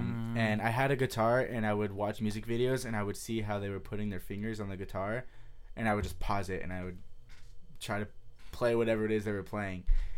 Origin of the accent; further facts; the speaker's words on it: San Jose, California, United States; San Jose.